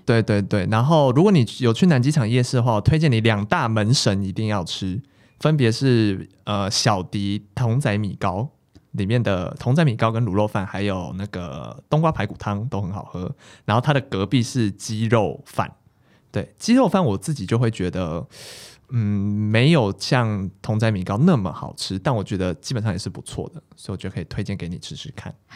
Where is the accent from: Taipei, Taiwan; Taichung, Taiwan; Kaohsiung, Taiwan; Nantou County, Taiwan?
Taipei, Taiwan; 我们其实身为台北人